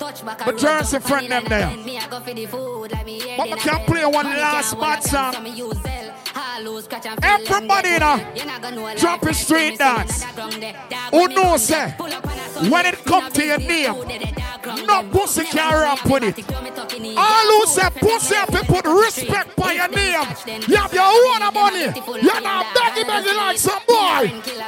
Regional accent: New Jersey, United States; We are from New Jersey. New Jersey's finest.

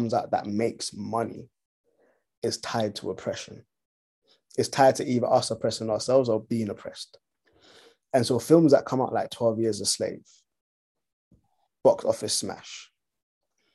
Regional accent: Ghana; I was born in Ghana, and for all I know, all of my like people that came before me, immediately before me, were all born and raised in Ghana.

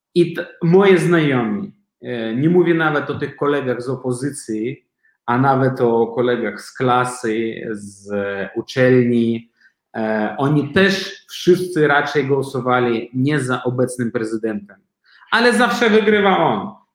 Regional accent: Belarus; moved away as an adult; now in Poland; ja osobiście jako Białorusin i jako osoba, która mieszka tutaj w Polsce już 10 lat

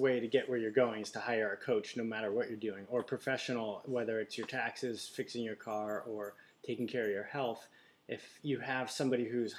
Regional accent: Amherst, Massachusetts, United States; moved away; also born or lived in San Diego, California; Amherst, Mass, Western Mass.

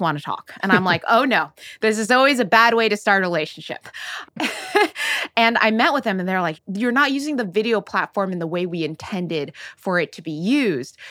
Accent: Oakland, California, United States; I grew up in Silicon Valley.

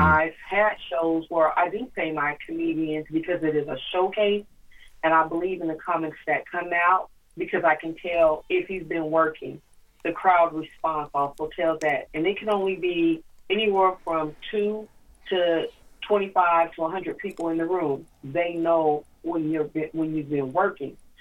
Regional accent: Tacoma, Washington, United States; I'm from Tacoma like you are.

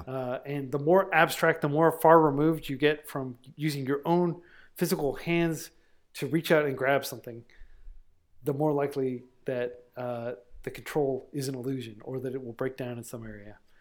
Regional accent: United States; being an American in twenty twenty

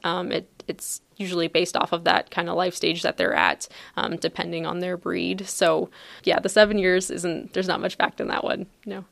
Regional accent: Ontario, Canada; moved away as an adult; also born or lived in Guelph, Ontario / St. Kitts / Minnesota; now in Palatine, United States; I'm Canadian, so my journey actually started in Ontario

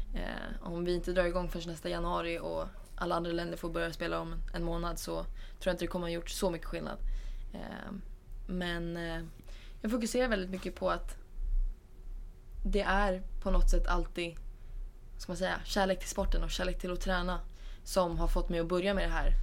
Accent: Sweden; also born or lived in Spain; Som svensk

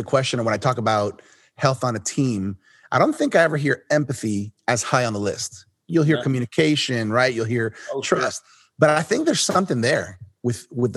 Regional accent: Miami, Florida, United States; I was born here in Miami

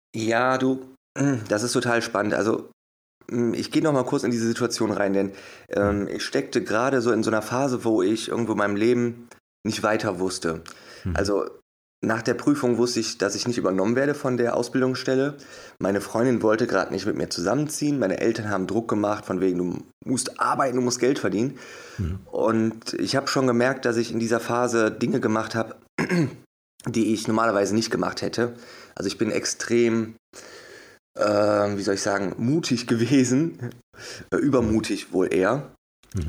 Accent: Wuppertal, North Rhine-Westphalia, Germany; geboren und aufgewachsen in Wuppertal.

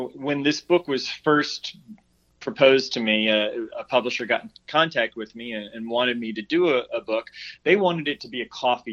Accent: Memphis, Tennessee, United States; moved away as an adult; now in Georgia, United States; I'm originally from Memphis, and I lived there for 18 plus years.

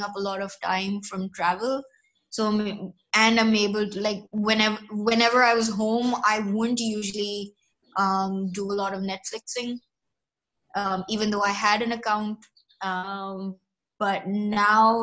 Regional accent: Pakistan; I basically grew up here in Pakistan

